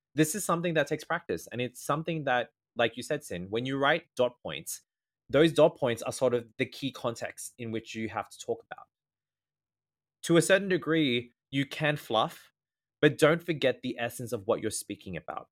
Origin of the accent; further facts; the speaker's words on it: Australia; first language English; I am Australian and I am an English speaker, I speak rapid fast.